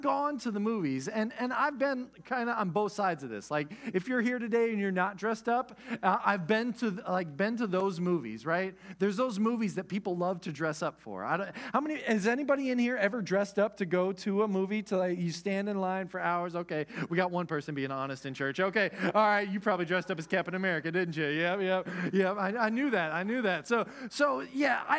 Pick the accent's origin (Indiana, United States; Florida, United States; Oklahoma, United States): Oklahoma, United States; moved away; also born or lived in Texas; I was from Oklahoma